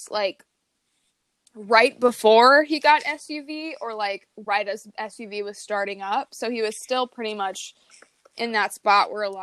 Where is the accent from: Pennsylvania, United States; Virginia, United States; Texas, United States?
Virginia, United States; moved away as an adult; now in Chicago, United States; I am in my home state of Virginia